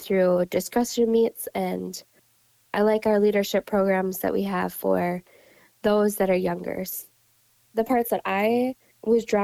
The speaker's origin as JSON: {"language": "English", "town": "Williston", "region": "North Dakota", "country": "United States", "tie": "born or raised there", "also_born_or_lived": "Crookston, Minnesota", "moved": "as an adult", "lives_now": "Cass County, Minnesota, United States", "said": "I grew up over in Williston, North Dakota, on a small grain cow operation"}